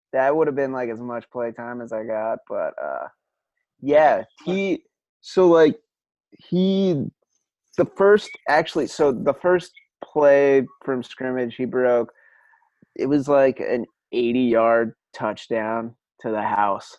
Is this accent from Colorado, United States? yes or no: yes; Colorado, United States; Growing up in Colorado